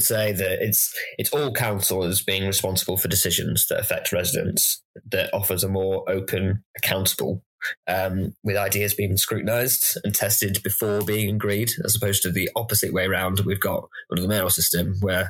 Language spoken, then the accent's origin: English; Blackburn, North West England, United Kingdom; moved away as an adult; now in Bristol, United Kingdom; North of England.